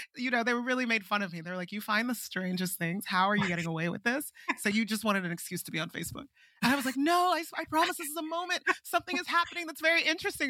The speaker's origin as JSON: {"language": "English", "country": "Nigeria", "also_born_or_lived": "Princeton, United States", "moved": "as an adult", "said": "I'm Nigerian"}